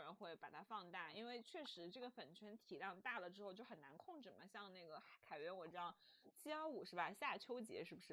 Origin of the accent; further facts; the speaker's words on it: China; 我们中国人